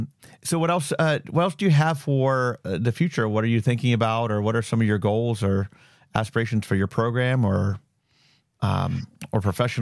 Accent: Mentor, Ohio, United States; I'm from Mentor

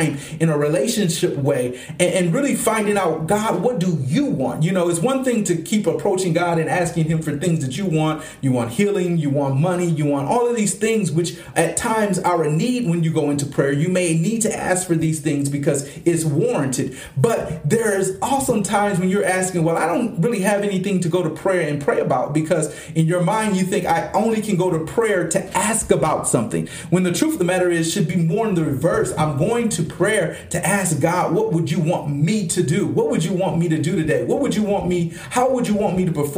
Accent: Flint, Michigan, United States; also born or lived in Detroit, Michigan; my hometown of Flint, Michigan

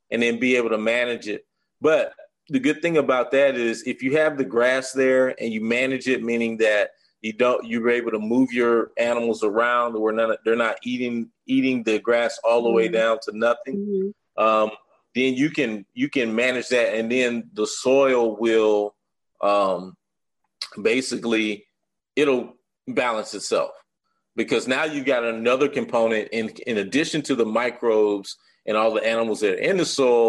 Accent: Arkansas, United States; moved away as an adult; now in Atlanta, United States; I'm originally from Arkansas, moved to Atlanta about 15 years ago.

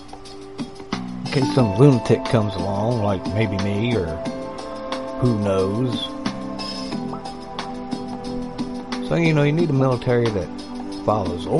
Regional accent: United States; I'm American

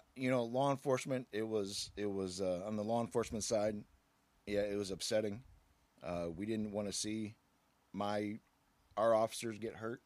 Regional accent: Aurora, Illinois, United States; I was born right here in Aurora

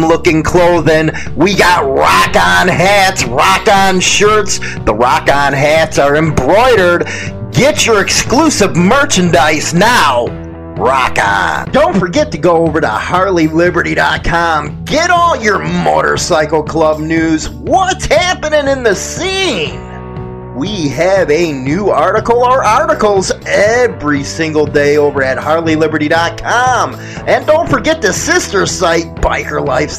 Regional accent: Chicago, Illinois, United States; moved away as an adult; I'm from Chicago

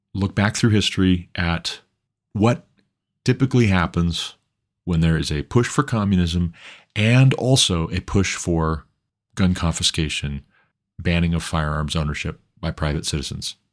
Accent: Montana, United States; Montana, my home state

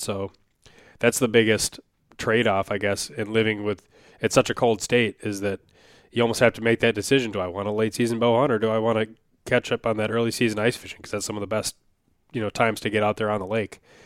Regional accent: Wisconsin, United States; now in Minnesota, United States; I grew up in Wisconsin for at least a lot of my memorable childhood. You know, I lived in a couple places I was very young

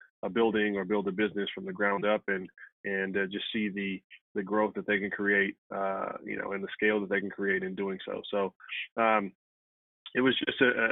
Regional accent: Compton, California, United States; also born or lived in Stanford; I'm from Compton originally

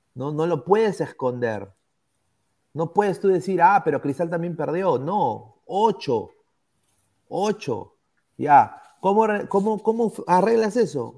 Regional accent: Peru; como peruano, como aliancista

